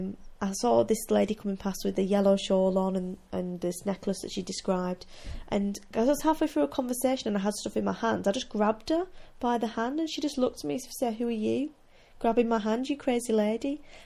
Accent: United Kingdom; because we're all British, so we stand there and we don't want to touch a yarn that someone else might be looking

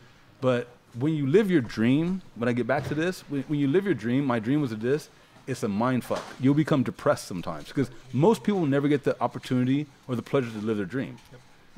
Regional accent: Ohio, United States; I grew up in Ohio where I didn't know I was black.

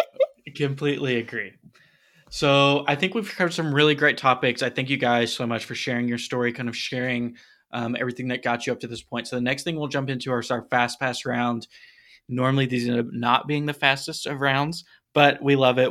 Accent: Tennessee, United States; accent: Tennessee; my Tennessee accent's gonna come out

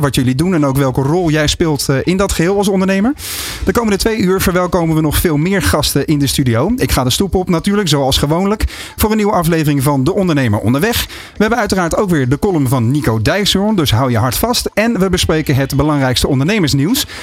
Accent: Netherlands; dat is de plek waar ik ben opgegroeid

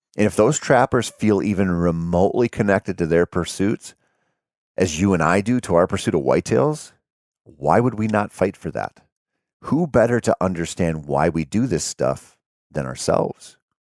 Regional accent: Minnesota, United States; my home state of Minnesota

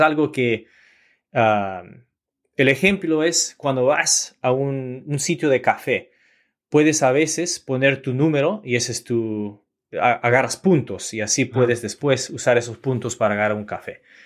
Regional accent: Orange County, Southern California, United States; Yo nací en, en Southern California, en Orange County

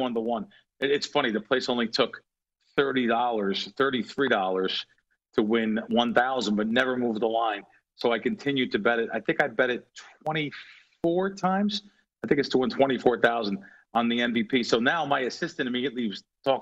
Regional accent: East Coast, United States; growing up on the East Coast

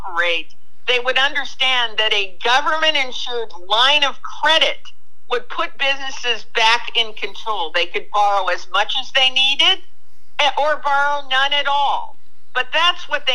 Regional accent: Japan; moved away; When I was a young girl growing up in Japan

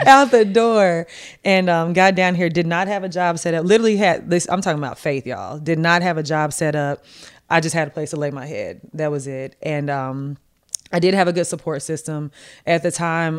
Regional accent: Martin, Tennessee, United States; moved away as an adult; also born or lived in Washington, D.C.; went to college in my hometown

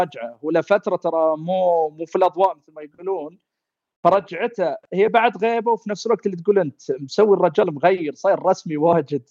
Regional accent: Saudi Arabia; إحنا كعائلة سعودية

